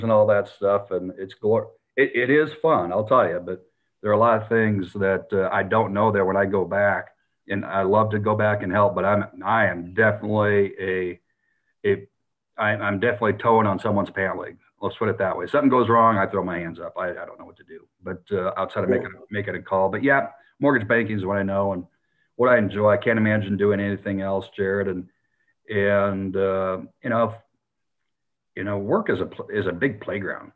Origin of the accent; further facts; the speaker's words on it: South Dakota, United States; now in Texas, United States; where I grew up in South Dakota or the Northern Plains